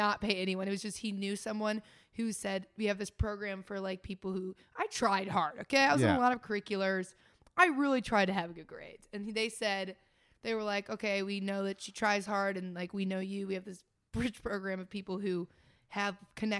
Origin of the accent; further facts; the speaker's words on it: Indiana, United States; I love hearing I have an accent. Yeah, I'm from Indiana.